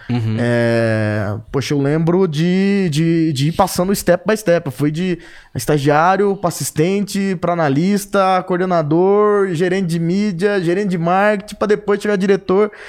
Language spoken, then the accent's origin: Portuguese; Três Lagoas, Mato Grosso do Sul, Brazil; also born or lived in São Paulo / Ribeirão Preto; Eu sou natural de Três Lagoas, Mato Grosso do Sul. E meu pai, é, meu pai foi é, gerente de banco, né? Ele é falecido. E por isso eu rodei o estado de Mato Grosso do Sul e o estado de São Paulo. E fui parar em Ribeirão Preto